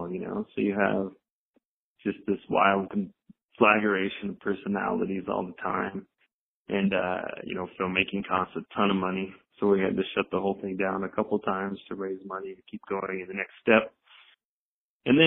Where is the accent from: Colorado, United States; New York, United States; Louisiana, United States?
Colorado, United States; Salida; I grew up in Salida